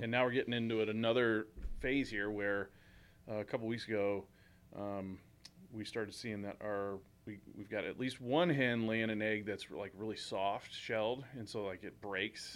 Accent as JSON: {"language": "English", "town": "St. Charles", "region": "Missouri", "country": "United States", "tie": "born or raised there", "said": "in Saint Charles, when I was growing up"}